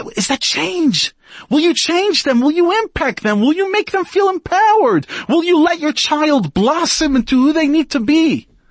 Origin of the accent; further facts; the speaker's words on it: United States; now in South Africa; As an American